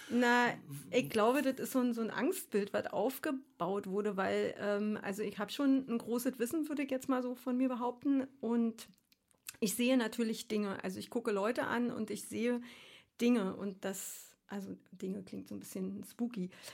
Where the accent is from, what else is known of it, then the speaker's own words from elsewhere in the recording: Berlin, Germany; moved away as an adult; also born or lived in Frankfurt / Darmstadt / Australia / Switzerland; Ich komme ursprünglich aus Ostkreuz